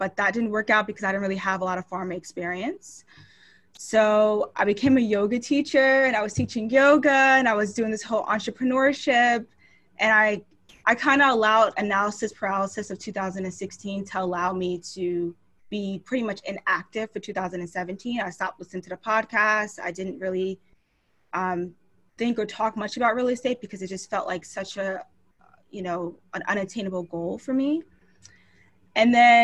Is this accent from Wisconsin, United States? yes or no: no; Long Island, New York, United States; now in Philadelphia, United States; I grew up in Long Island, New York